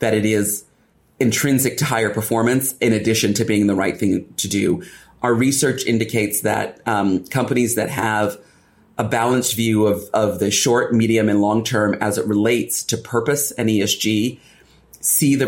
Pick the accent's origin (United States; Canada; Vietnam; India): United States; moved away as an adult; now in United Kingdom; as an Afro-Caribbean, American, British woman